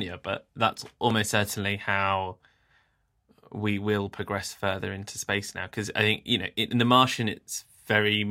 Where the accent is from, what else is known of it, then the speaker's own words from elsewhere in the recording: England, United Kingdom; as an English person